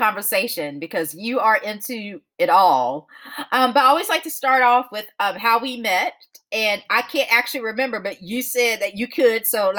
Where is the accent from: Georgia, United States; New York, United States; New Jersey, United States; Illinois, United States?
Georgia, United States; Augusta; So I was born and raised in Georgia and Augusta. So like, we're both Southern.